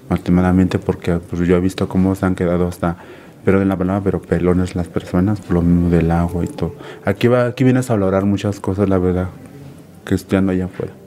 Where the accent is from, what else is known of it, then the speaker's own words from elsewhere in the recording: Cuernavaca, Morelos, Mexico; Yo soy de aquí, de Cuernavaca, Morelos